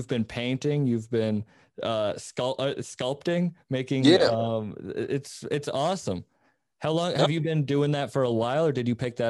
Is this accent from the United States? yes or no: yes; Cape Cod, Massachusetts, United States; moved away; We're originally from Cape Cod.